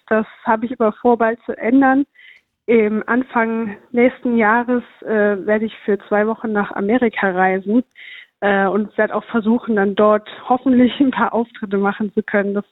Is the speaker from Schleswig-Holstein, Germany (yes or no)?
no; Saarbrücken, Saarland, Germany; Ich komme ja selber aus Saarbrücken und versuche immer mal wieder auch aus der Stadt rauszukommen, weil man hier irgendwann alles gesehen hat